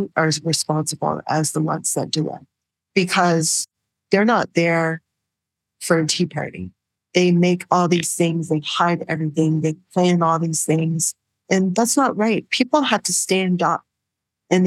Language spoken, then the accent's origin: English; New Brunswick, Canada; I was from New Brunswick